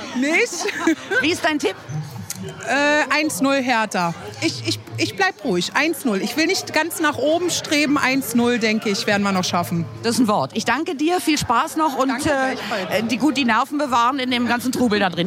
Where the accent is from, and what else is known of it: Berlin, Germany